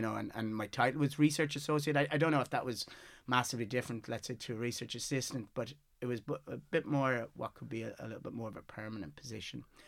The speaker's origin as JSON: {"language": "English", "town": "Galway", "region": "Connacht", "country": "Ireland", "tie": "born or raised there", "also_born_or_lived": "Mayo", "said": "I was born in Mayo and moved up to Galway when I was six"}